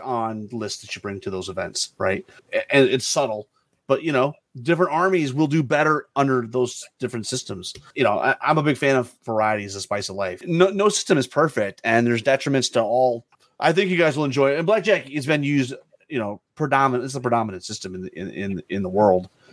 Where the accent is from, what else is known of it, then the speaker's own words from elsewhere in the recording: Memphis, Tennessee, United States; I'm from Memphis.